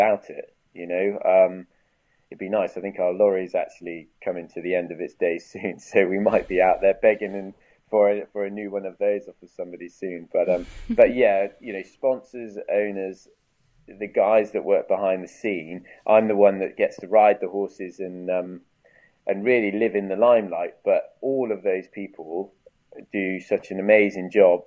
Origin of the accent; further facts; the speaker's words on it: United Kingdom; as the British people